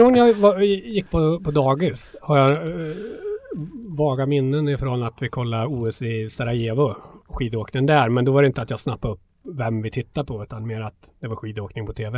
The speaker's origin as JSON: {"language": "Swedish", "town": "Hammarö", "region": "Värmland", "country": "Sweden", "tie": "born or raised there", "said": "född och uppvuxen eh, på Hammarö utanför Karlstad"}